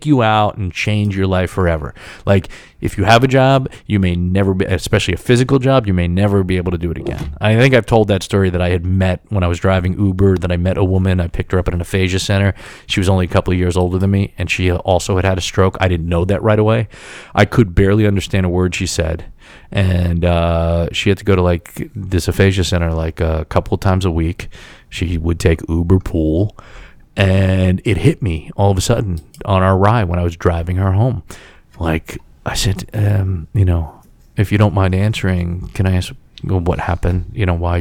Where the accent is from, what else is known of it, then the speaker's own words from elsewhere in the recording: United States; some guy from the New York, New Jersey area